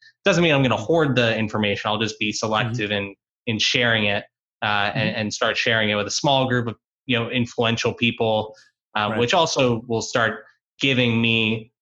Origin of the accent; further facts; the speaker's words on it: South Florida, United States; South Florida where I grew up